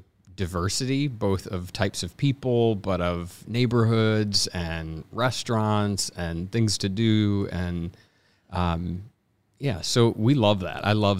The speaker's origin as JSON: {"language": "English", "town": "Irving", "region": "Texas", "country": "United States", "said": "Originally Texas, right outside of Dallas, Irving, where the Cowboys play."}